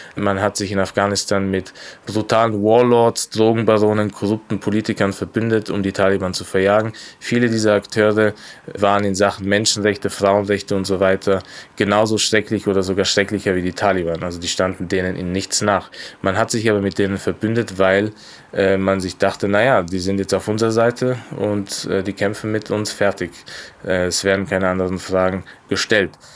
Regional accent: Austria; ich bin in Österreich geboren und aufgewachsen

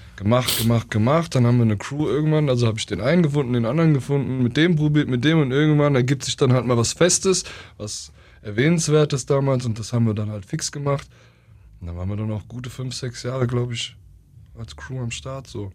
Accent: Oberursel, Hesse, Germany; dort, wo ich war, das war so idyllisch. Mhm. Dort in Oberursel, wo ich war.

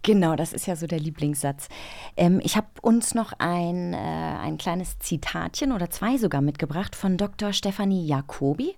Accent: East Germany, Germany; als Ossi

